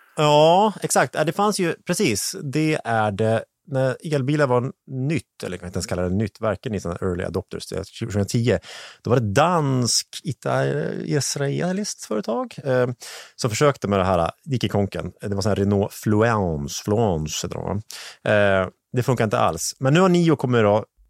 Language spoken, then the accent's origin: Swedish; Hälsingland, Gävleborg County, Sweden; jag är från Hälsingland